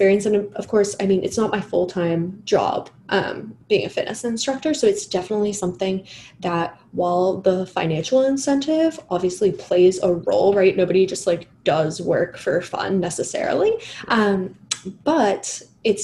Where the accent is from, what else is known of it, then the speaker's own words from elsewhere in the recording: England, United Kingdom; I'm English